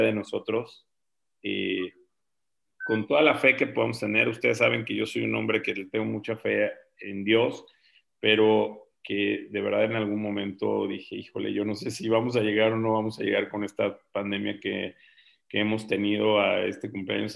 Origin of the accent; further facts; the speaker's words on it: Mexico City, Mexico; moved away; yo viví en la Ciudad de México este, de joven, de niño